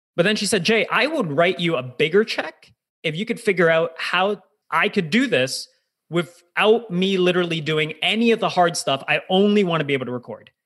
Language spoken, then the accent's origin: English; United States; now in Toronto, Canada; I'm Canadian, but I actually grew up in, in the US, did my developmental formative years